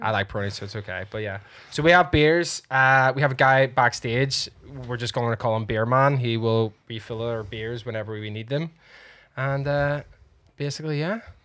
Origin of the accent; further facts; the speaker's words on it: Northern Ireland, United Kingdom; we are Irish, after all. Or Northern Ireland